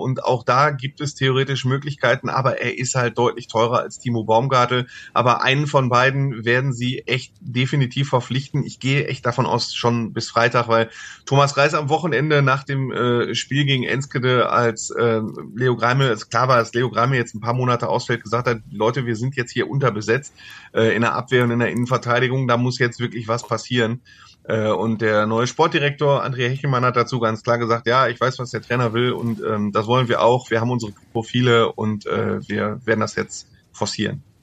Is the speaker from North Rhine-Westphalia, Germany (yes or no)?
yes; Mülheim an der Ruhr, North Rhine-Westphalia, Germany; Ich bin kein Gelsenkirchner, ich bin ähm, äh, aus Mülheim an der Ruhr